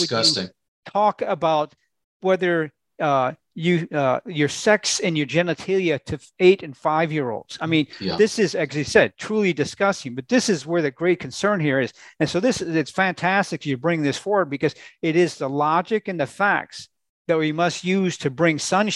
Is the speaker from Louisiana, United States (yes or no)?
no; Minnesota, United States; I grew up in Minnesota